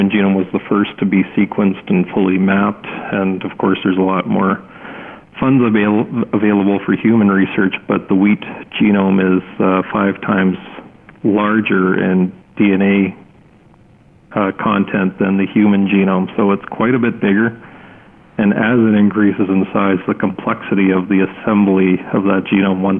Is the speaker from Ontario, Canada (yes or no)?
no; Winnipeg, Manitoba, Canada; now in Swift Current, Canada; I grew up in Winnipeg